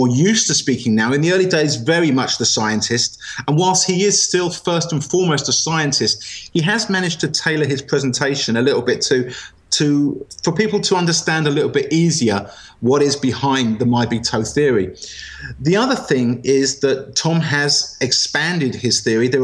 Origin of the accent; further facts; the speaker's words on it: England, United Kingdom; moved away as an adult; also born or lived in Europe; I'm English